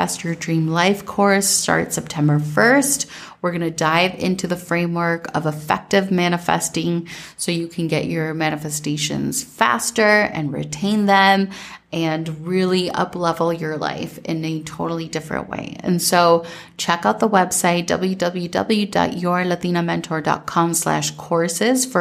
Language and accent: English; Minnesota, United States; growing up in Minnesota